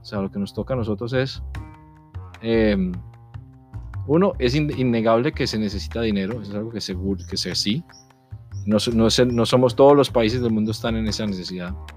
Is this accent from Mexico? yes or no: no; Colombia; moved away; como colombianos que somos, somos embajadores de nuestro país